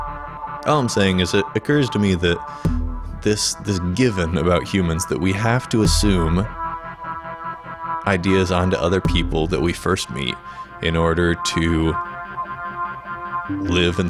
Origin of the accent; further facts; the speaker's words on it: Indiana, United States; I'm originally from Indiana